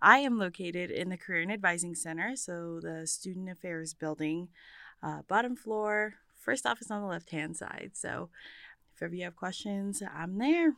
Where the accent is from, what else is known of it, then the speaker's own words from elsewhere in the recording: Bremerton, Washington, United States; I was, uh, born and raised in Bremerton, Washington